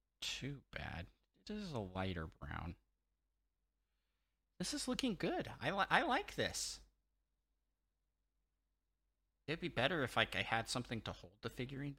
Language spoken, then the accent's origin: English; Washington, United States; we're both from Washington State.